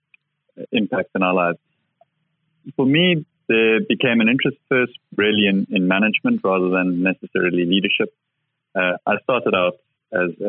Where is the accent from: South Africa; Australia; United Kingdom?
South Africa; I grew up in South Africa and he used to run mines all over Southern Africa